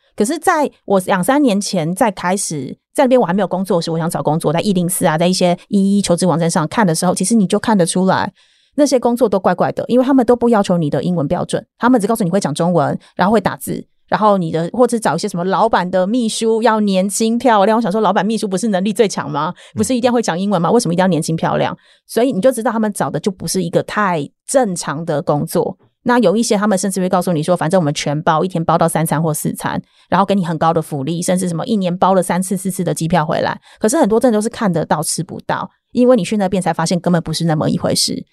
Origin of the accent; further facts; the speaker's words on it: Taiwan; now in Cambodia; 我台湾人